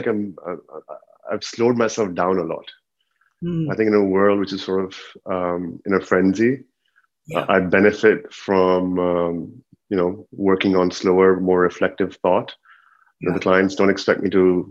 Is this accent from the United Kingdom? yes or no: no; Dubai, United Arab Emirates; also born or lived in Pakistan; from Pakistan, but born and raised in Dubai.